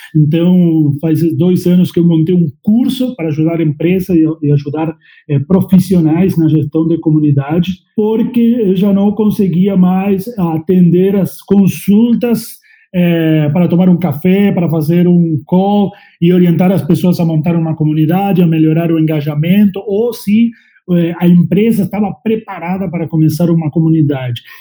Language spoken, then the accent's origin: Portuguese; La Pampa, Argentina; Portuguese is a second language; moved away as an adult; also born or lived in Uruguay; now in Brazil; Eu sou argentino, nasci em La Pampa, é, no meio do mato, lá no meio do campo, onde tem vacas, cavalos, fazendas. Sou bem do interior